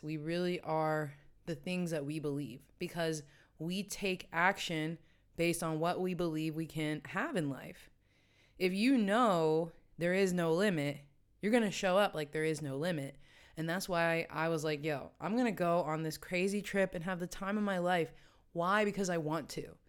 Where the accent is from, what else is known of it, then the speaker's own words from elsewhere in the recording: West Virginia, United States; also born or lived in New York City / Washington, D.C.; now in Amsterdam, Netherlands; my hometown in West Virginia